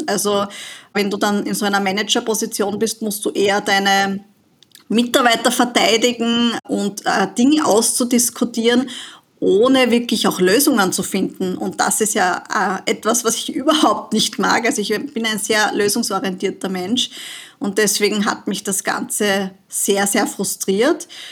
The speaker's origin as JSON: {"language": "German", "country": "Austria", "said": "bei uns in Österreich"}